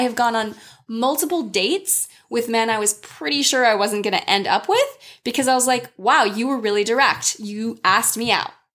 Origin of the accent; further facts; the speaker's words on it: United States; as an American woman who has lived abroad extensively